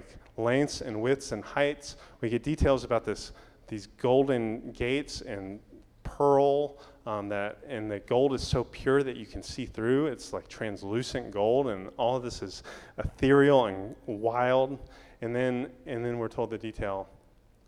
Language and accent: English; Daytona Beach, Florida, United States; I grew up in Daytona Beach, Florida